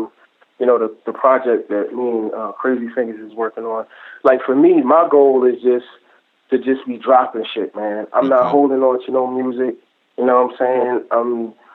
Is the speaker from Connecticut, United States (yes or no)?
no; Baltimore, Maryland, United States; I'm from Maryland, but I'm from Baltimore.